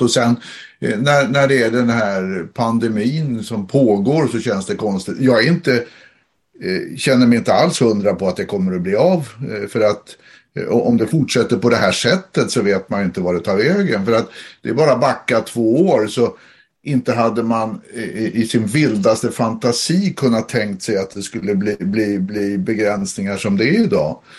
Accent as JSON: {"language": "Swedish", "country": "Sweden", "said": "vi är från Sverige"}